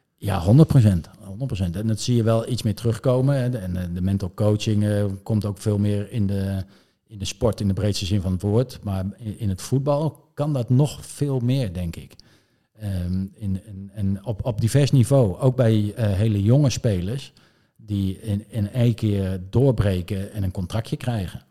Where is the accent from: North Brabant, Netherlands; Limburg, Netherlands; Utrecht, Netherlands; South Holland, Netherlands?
Utrecht, Netherlands; Zeist; Ik, ik kom eigenlijk uit Zeist. Ik ben wel zwaar geboren in Utrecht, maar in Zeist.